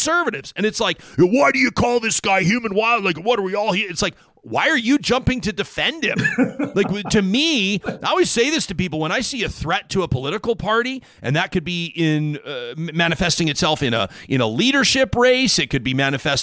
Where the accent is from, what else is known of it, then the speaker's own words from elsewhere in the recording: Alberta, Canada; I'm from Alberta